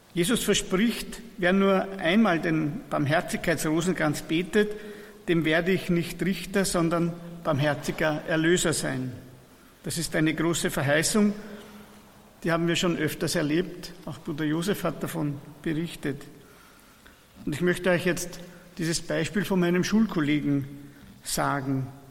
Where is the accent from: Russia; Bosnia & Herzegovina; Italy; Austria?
Austria; Persenbeug, Lower Austria